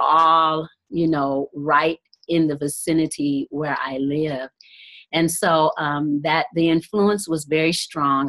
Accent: Detroit, Michigan, United States; I'm from Detroit, Michigan

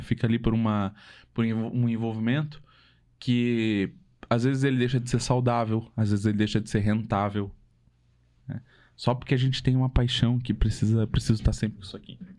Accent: Santa Catarina, Brazil; moved away as an adult; now in Curitiba, Brazil; eu e a Carol, a gente é de Santa Catarina, né? E família, amigos, todos de lá ainda

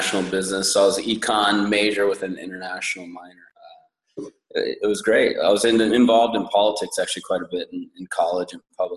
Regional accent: Santa Cruz, California, United States; I was born and raised here in Santa Cruz

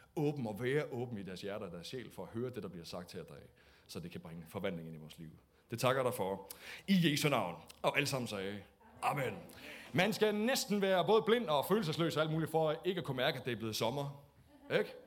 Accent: Denmark; vi er jo også danskere

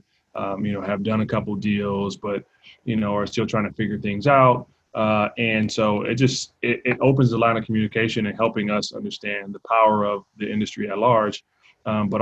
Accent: Compton, California, United States; growing up in Compton

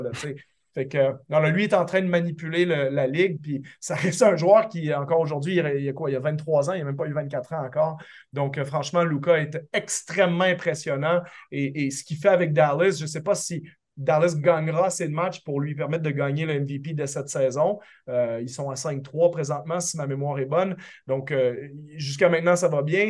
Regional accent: Quebec, Canada; en tant que Québécois

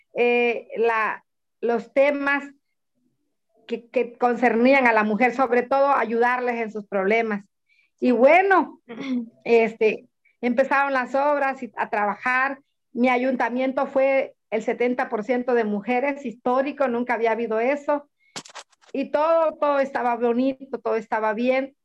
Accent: Reforma de Pineda, Oaxaca, Mexico; soy de Reforma de Pineda

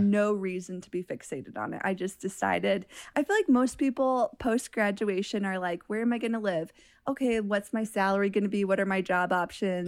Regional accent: Michigan, United States; moved away as an adult; also born or lived in Montana; I grew up in Michigan

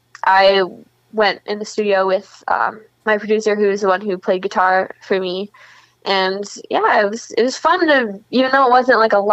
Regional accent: Schaumburg, Illinois, United States; moved away as an adult; I lived here up until college, so this is where I grew up. Kind of, I'm not like from the city. I'm from Schaumburg, which is like a northwest suburb.

